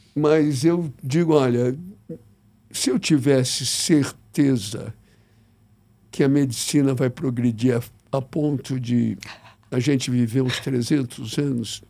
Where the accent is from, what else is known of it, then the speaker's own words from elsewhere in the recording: São Paulo, Brazil; Eu nasci em São Paulo, sou corintiano